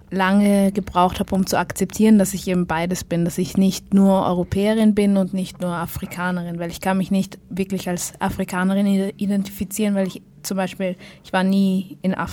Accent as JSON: {"language": "German", "region": "Vienna", "country": "Austria", "tie": "born there", "said": "Ich bin in Österreich geboren, ja. In Wien, ja."}